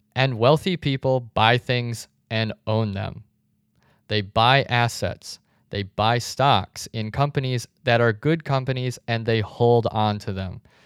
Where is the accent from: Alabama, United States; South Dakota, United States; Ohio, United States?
South Dakota, United States; also born or lived in Chicago; now in Arizona, United States; I grew up in South Dakota, and since moving to Arizona